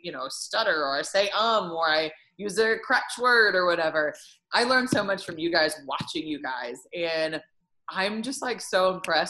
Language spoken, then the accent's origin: English; Bloomington, Indiana, United States; I'm from Bloomington